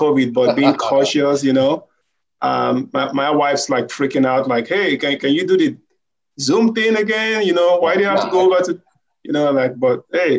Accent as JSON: {"language": "English", "country": "Nigeria", "lives_now": "United States", "said": "I'm from Nigeria originally. I'm learning how to be black in America."}